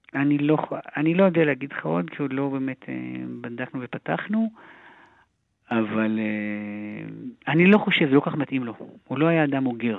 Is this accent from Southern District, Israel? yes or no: no; Haifa, Haifa District, Israel; גדלנו בחיפה הרי, בשכונה הכי דרך הים